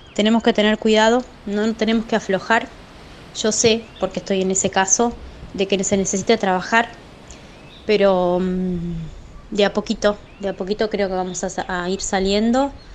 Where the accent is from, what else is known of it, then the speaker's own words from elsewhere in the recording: Chivilcoy, Buenos Aires Province, Argentina; pertenecemos a Chivilcoy, somos de Chivilcoy.